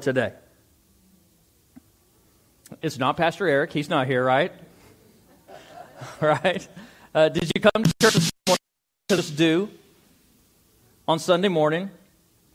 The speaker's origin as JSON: {"language": "English", "town": "Amarillo", "region": "Texas", "country": "United States", "tie": "born or raised there", "also_born_or_lived": "Dumas", "said": "I was born and raised in Amarillo."}